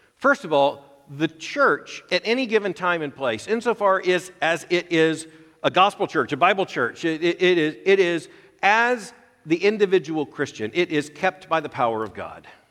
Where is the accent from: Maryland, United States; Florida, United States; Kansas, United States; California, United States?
Florida, United States; I was a, a boy growing up in Florida during the height of the Cold War